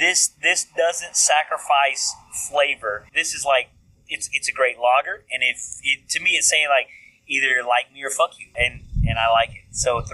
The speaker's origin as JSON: {"language": "English", "region": "East Texas", "country": "United States", "accent": "East Texas", "said": "I had my East Texas accent, the little short brown guy"}